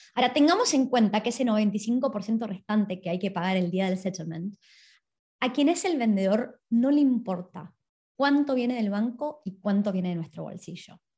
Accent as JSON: {"language": "Spanish", "country": "Argentina", "moved": "yes", "lives_now": "Australia", "said": "yo soy de Argentina"}